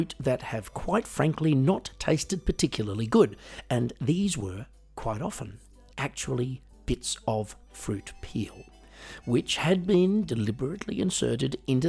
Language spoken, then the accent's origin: English; Australia; moved away; I am originally from Australia, as you might be able to tell from the accent.